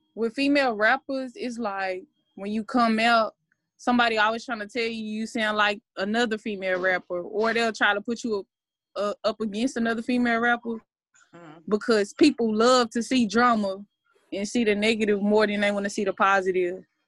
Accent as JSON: {"language": "English", "town": "Dallas", "region": "Texas", "country": "United States", "said": "I'm from Dallas, Texas. Um, I've been a legend in my city since I was about eight years old"}